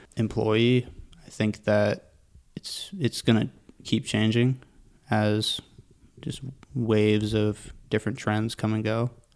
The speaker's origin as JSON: {"language": "English", "town": "Pickering", "region": "Ontario", "country": "Canada", "tie": "born or raised there", "also_born_or_lived": "Whitby, Ontario", "said": "Lived in Durham region my whole life"}